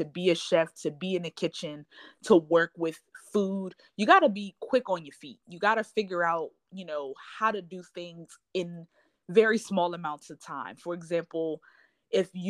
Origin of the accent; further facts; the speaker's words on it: Wilmington, Delaware, United States; moved away as an adult; also born or lived in North Carolina; now in Texas, United States; I lived in North Carolina for school, but I'm originally from Delaware. So I moved from North Carolina to Texas almost 2 years ago.